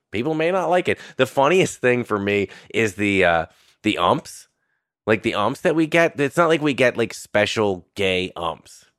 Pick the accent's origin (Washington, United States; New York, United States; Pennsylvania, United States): New York, United States; Irvington; I was born in eighty-two and I grew up in Westchester.